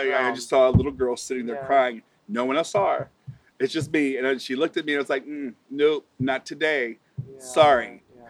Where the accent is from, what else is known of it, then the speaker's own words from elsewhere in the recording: Alton, Illinois, United States; growing up in a small town, you know, I see that. So I'm from Alton, Illinois. It is a town of about 30,000 people.